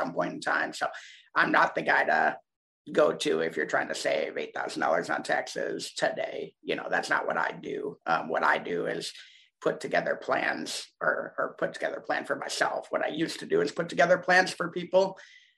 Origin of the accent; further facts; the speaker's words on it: Ann Arbor, Michigan, United States; I was born in Ann Arbor, Michigan